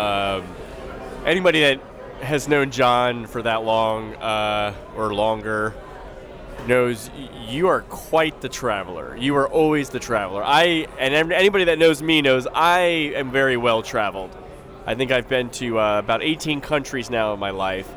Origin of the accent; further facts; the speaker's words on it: South Florida, United States; also born or lived in Tallahassee, Florida; I grew up in South Florida as a Hurricanes fan, but I lived in Tallahassee for 8 years